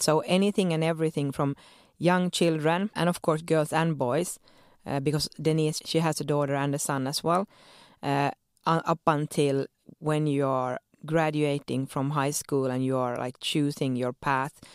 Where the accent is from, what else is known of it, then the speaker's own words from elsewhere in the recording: Sweden; moved away as an adult; now in Helsinki, Finland; born and raised in Sweden to Finnish parents